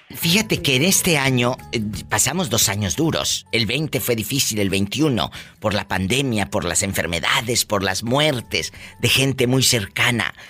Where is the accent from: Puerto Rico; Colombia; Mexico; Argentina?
Mexico; Tamaulipas; now in California, United States; yo soy de Tamaulipas